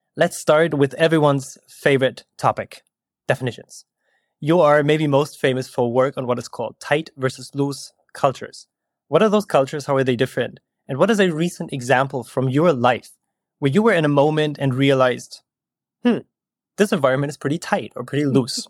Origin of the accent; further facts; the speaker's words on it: Germany; moved away as an adult; also born or lived in Berlin, Germany; now in California, United States; I am from Germany originally, and now I'm living in California